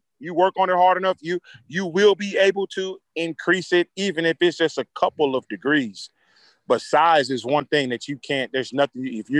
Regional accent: Los Angeles, California, United States; moved away; you know I'm from Los Angeles originally

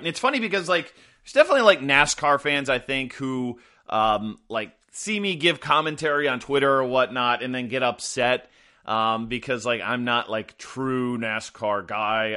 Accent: Midwest, United States; I grew up in the Midwest, you know, suburbanites

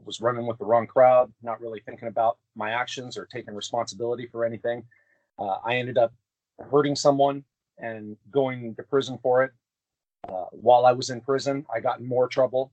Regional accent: Anaheim, California, United States; I'm born and raised in California. There's a place in California called Anaheim, which is where Disneyland's at. And that's where I was born and raised

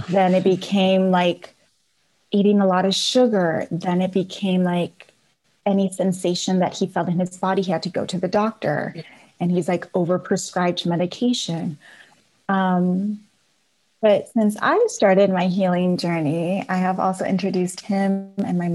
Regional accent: Napa, California, United States; I was born and raised in Napa.

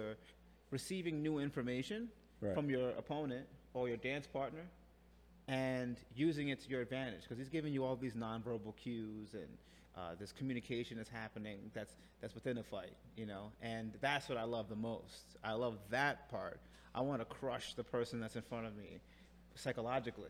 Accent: New York City, New York, United States; I'm from LES, baby. Let's go. Lower East Side all day.

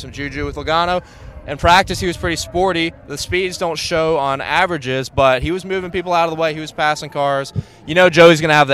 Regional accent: Mississippi, United States; I'm from Mississippi.

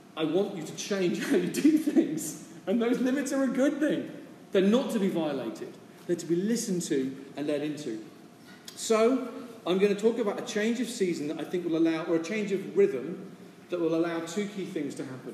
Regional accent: United Kingdom; now in San Francisco, United States; as a British person from a stiff upper lip culture

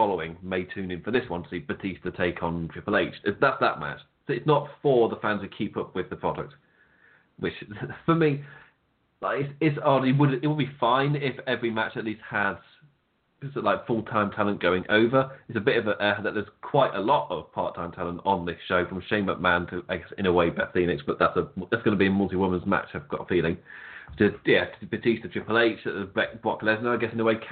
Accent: England, United Kingdom; we're English

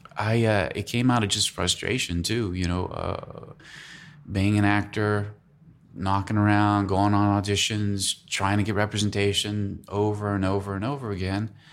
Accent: San Diego, California, United States; moved away as an adult; also born or lived in Illinois; now in Los Angeles, United States; I was born in Illinois. Then we moved to San Diego, so I grew up in San Diego, basically

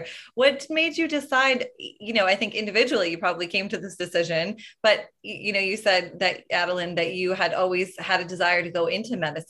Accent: East Coast, United States; moved away; because I'm from the East Coast, but they're also in LA.

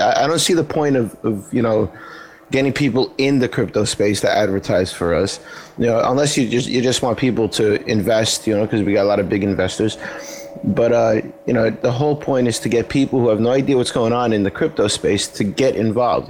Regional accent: New York, United States; as a New Yorker

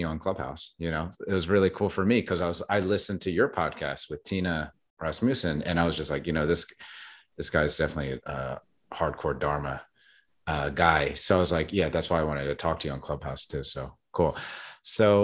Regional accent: New Jersey, United States; now in Brooklyn, United States; I was born in South Jersey and grew up with a Christian background

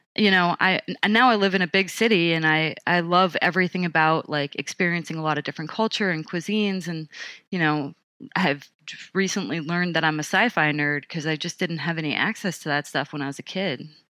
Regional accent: Montauk, New York, United States; moved away; I grew up on Camp Hero

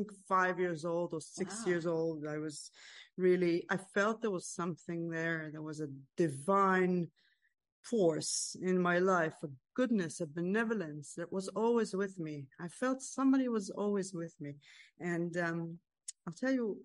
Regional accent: Israel; I grew up in a small town in Israel. I was born and raised in Israel. I live in Israel.

